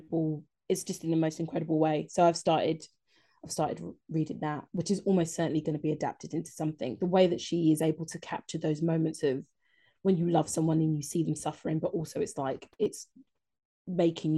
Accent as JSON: {"language": "English", "region": "London", "country": "United Kingdom", "said": "Being a Londoner"}